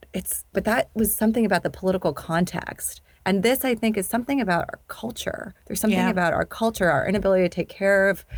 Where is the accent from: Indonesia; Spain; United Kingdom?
Indonesia; also born or lived in Sudan / Pakistan; I grew up in Indonesia and Sudan. I'm Pakistani, and I went to an international school